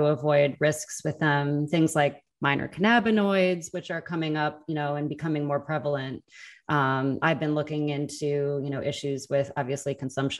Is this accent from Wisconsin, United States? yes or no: yes; Wisconsin, United States; also born or lived in Chicago; now in Los Angeles, United States; I'm originally from Wisconsin, so a Midwesterner at heart. But the cold weather drove me away. So happy to be in LA now.